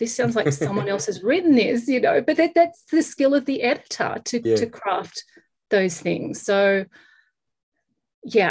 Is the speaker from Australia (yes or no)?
yes; Australia; now in Los Angeles, United States; I'm an Australian living in Los Angeles